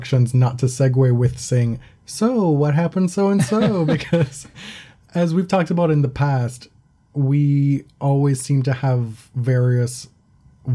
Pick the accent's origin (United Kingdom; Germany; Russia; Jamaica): Jamaica; I'm from Jamaica